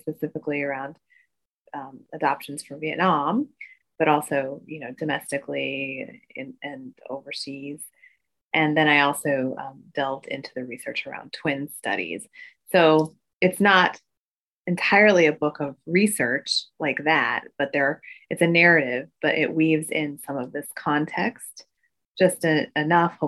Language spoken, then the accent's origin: English; Midwest, United States; as an Asian American growing up in the Midwest